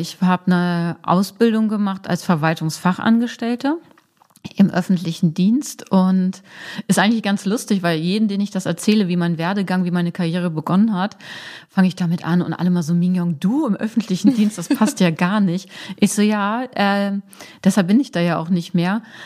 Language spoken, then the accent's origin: German; Braunschweig, Lower Saxony, Germany; moved away as an adult; now in Hamburg, Germany; ich komme aus Braunschweig, Braunschweig-Wolfsburg ist sehr nah